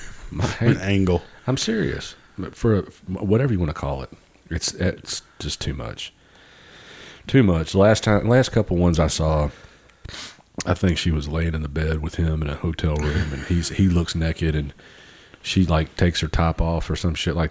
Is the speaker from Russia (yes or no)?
no; Memphis, Tennessee, United States; We're from Memphis.